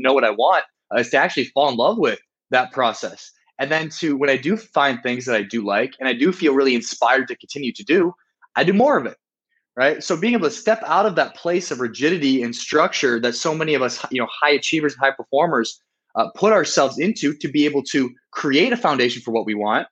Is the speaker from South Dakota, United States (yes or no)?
yes; South Dakota, United States; moved away as an adult; also born or lived in Miami, Florida; now in Rio de Janeiro, Brazil; I'm from South Dakota, and I decided to move to a place that many would say is the opposite of South Dakota, in Miami, Florida.